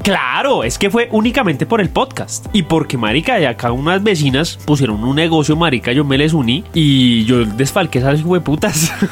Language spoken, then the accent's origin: Spanish; Bogotá, Colombia; Yo nací en la, en la, en la San Ignacio, yo nací en la San Ignacio